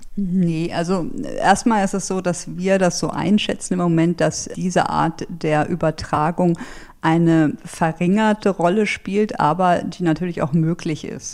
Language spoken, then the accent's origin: German; Germany; kam ich mir als Deutscher, sage ich mal, wirklich blöd vor